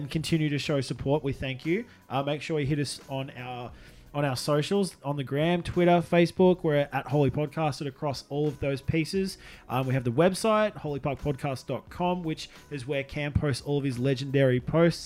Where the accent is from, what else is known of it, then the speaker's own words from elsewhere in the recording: Australia; We're Australian.